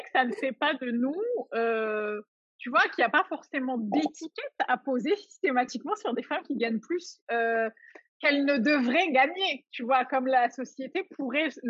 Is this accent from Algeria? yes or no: yes; Algeria; la société dans laquelle j'ai grandi en Algérie